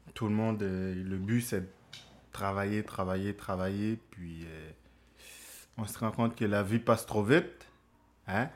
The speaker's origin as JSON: {"language": "French", "country": "Haiti", "moved": "yes", "said": "je suis haïtien, je viens des Caraïbes"}